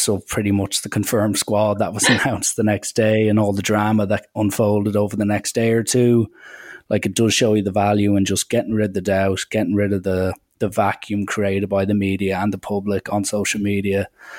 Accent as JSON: {"language": "English", "country": "Ireland"}